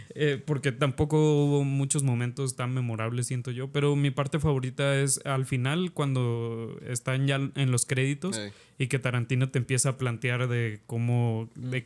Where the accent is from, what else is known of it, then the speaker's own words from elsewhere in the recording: Mexico; a nosotros como mexicanos